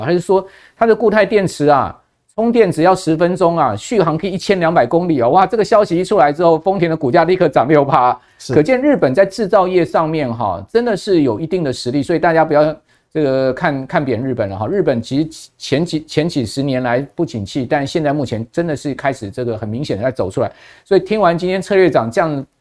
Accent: Taiwan; 一般我们台湾人就苦于就是说

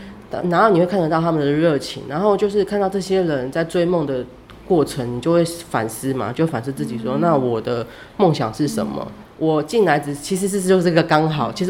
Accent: Taipei, Taiwan; 为什么我会就是我明明就是台北出生长大的，但是我整天就想要逃。

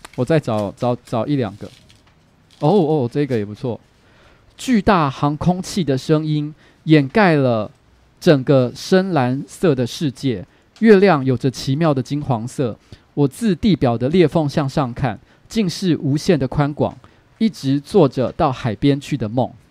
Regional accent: Taipei, Taiwan; first language Mandarin; 民生社区就我从小住的地方，其实附近有眷村

